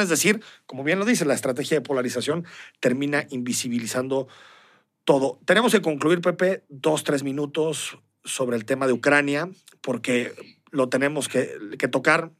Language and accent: Spanish; Mexico; como mexicanos nos debería, nos debería interesar